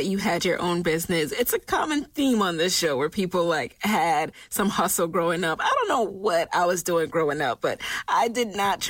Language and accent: English; New York City, New York, United States; I grew up in New York.